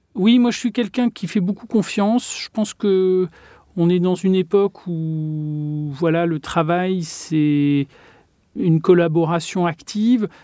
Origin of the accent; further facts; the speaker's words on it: Touraine, Centre-Val de Loire, France; dans ma région d'origine, il y a une, architecture qui a une certaine douceur